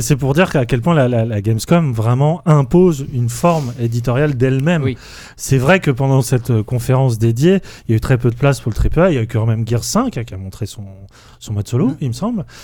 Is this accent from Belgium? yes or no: no; France; on est français